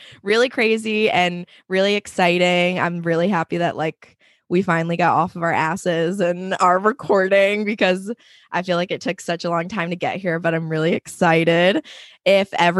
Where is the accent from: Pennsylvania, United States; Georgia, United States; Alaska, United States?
Pennsylvania, United States; Allentown; also born or lived in Queens, New York; now in Long Island, United States; I was born in Queens, but I always say that I'm from Allentown, Pennsylvania, because we moved there when I was in third grade. So I basically spent most of my life in Pennsylvania.